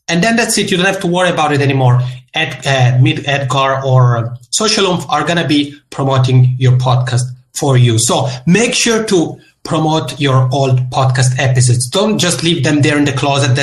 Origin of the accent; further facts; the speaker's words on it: Italian-speaking part of Switzerland, Italian-speaking Switzerland, Switzerland; accent: Macaroni accent; now in Helsinki, Finland; I'm originally from the Italian-speaking part of Switzerland. So if you pick up the Macaroni accent, that's where it comes from. But I'm here now in Helsinki, Finland